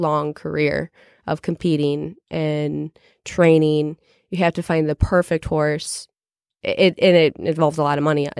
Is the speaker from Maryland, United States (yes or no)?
no; Chicago, Illinois, United States; So I'm originally from Chicago, born and raised in Chicago.